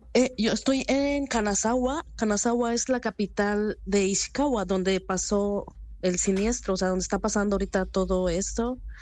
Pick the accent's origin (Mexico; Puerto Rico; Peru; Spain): Mexico; now in Japan; en la parte que yo soy de México casi no tiembla